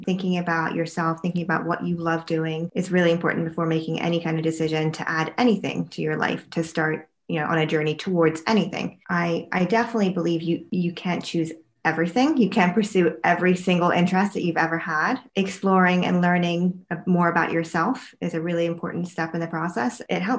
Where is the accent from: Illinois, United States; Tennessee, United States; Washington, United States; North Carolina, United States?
North Carolina, United States; moved away as an adult; Then I moved to New York from North Carolina and I went to medical school right from college up at New York Medical College